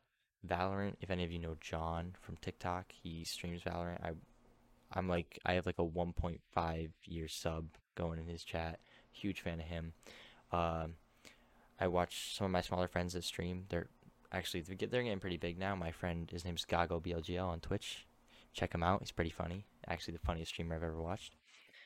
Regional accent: New York, United States; I'm also from New York. We went to the same high school

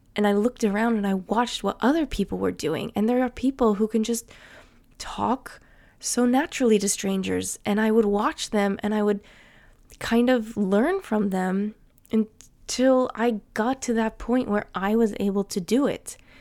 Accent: New Jersey, United States; accent: American; first language English; moved away as an adult; now in Sweden; I would still be living in the same town in New Jersey that I grew up

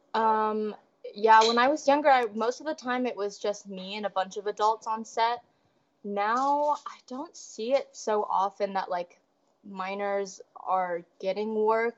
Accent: Des Moines, Iowa, United States; I grew up in Des Moines, Iowa, my whole life

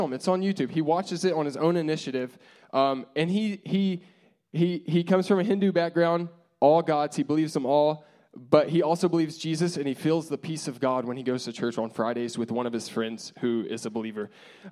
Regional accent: United States; we're American

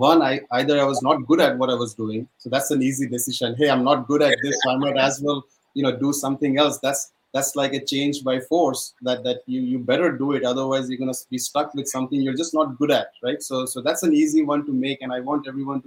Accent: India; moved away as an adult; growing up in India

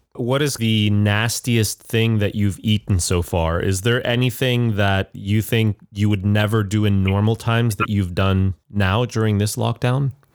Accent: Montreal, Quebec, Canada; now in Shanghai, China; Montreal, which is my hometown.

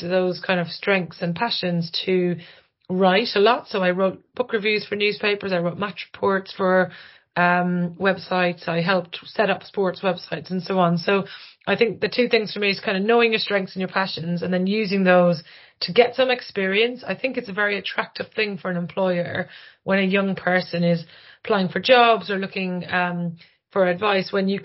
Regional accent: Ireland; moved away; I'm Irish

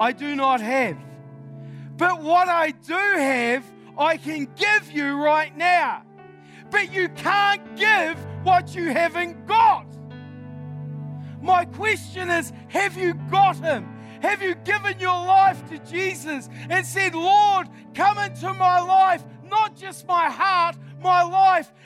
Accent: New Zealand; I'm from New Zealand.

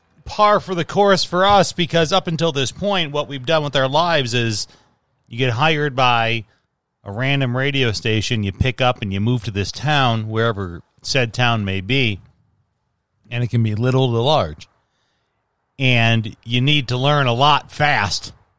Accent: Chicago, Illinois, United States; moved away; a lot of where I grew up in Chicago were Polish and Mexican immigrant families.

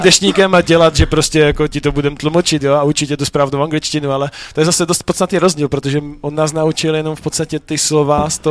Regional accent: Frýdek-Místek, Moravian-Silesian Region, Czechia; also born or lived in Ostrava; Já jsem z Frýdku

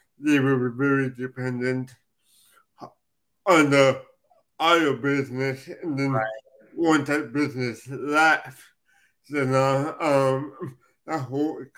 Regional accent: Los Angeles, California, United States; I'm actually from Los Angeles, California

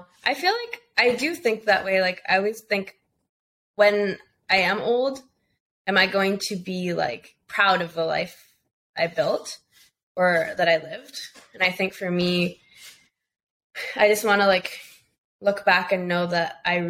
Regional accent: Costa Rica; born there; No, so my family, I was born in Costa Rica.

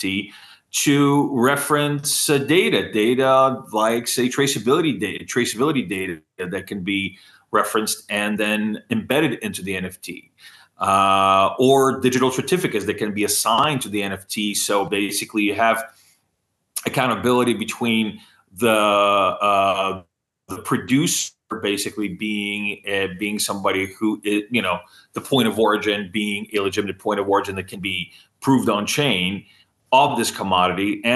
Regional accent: United States; since I am American

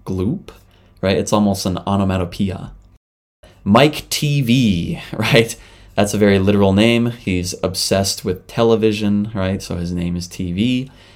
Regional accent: Canada; moved away as an adult; now in Japan; I'm a Canadian living in Japan.

